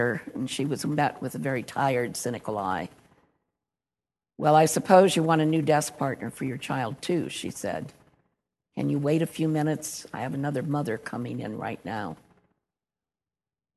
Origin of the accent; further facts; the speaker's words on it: the North, United States; moved away as an adult; also born or lived in Louisiana; I was from the North